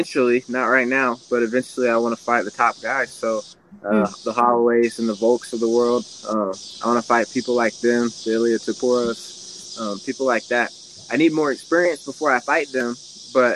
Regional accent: Kansas City, Missouri, United States; I was born in Kansas City, so like out here in the country

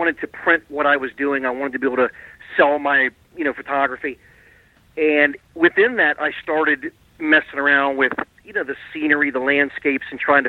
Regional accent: Garrett Park, Maryland, United States; We grew up near the Baltimore and Ohio main line in near Garrett Park, Maryland

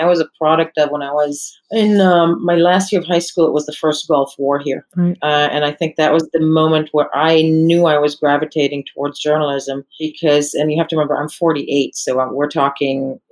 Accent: Israel; moved away as an adult; also born or lived in United States / New York; I was born in the States, grew up in Israel

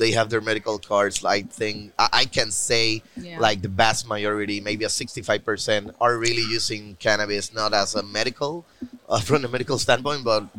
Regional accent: Puerto Rico; I'm the CEO at Strain. And I'm also from Puerto Rico.

